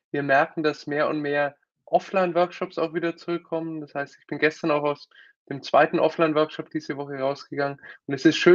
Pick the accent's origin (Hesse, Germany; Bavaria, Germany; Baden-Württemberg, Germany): Bavaria, Germany; Nuremberg; also born or lived in United States; Ich komme aus Nürnberg, äh, geboren und aufgewachsen, klassischer BWL-Hintergrund, war dann zweimal länger in den USA